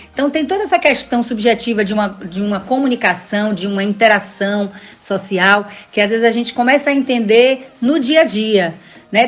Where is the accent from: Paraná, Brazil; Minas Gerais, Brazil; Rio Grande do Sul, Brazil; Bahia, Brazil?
Bahia, Brazil; Salvador; Eu sou de Salvador, sou baiana de Salvador